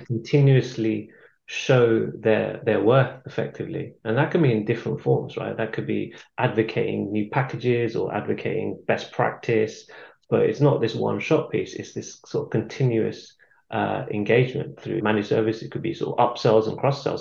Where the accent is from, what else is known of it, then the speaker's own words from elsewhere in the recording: London, United Kingdom; moved away as an adult; now in Warwickshire, United Kingdom; I've been living here for about 10 years. I'm from London